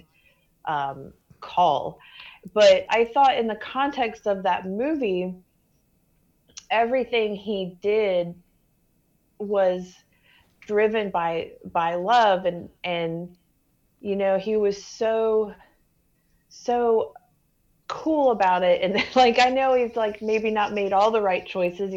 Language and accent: English; United States; as an American